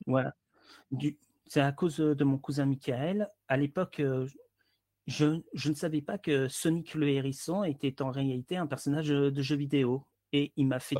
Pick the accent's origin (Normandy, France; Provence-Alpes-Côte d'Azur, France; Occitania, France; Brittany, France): Occitania, France; Hérault; Je suis un sudiste venant de l'Hérault